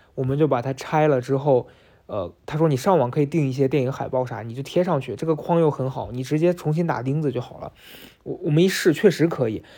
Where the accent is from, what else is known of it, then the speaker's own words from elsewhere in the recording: Shaanxi, China; 辣子，我们陕西人的叫法